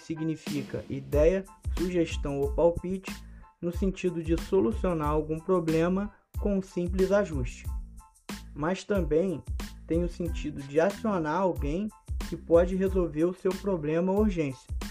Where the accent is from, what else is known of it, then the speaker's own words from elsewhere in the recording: Teresópolis, Rio de Janeiro, Brazil; moved away as an adult; now in Goiânia, Brazil; moro em Goiânia há praticamente dois anos mas sou natural da cidade de Teresópolis, Rio de Janeiro.